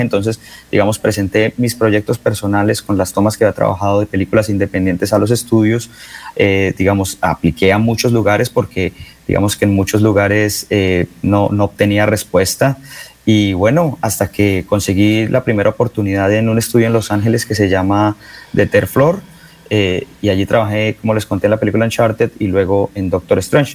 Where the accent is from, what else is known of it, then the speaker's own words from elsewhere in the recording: Bucaramanga, Santander, Colombia; moved away as an adult; also born or lived in San Francisco; yo soy de Bucaramanga, yo nací en la Clínica Comuneros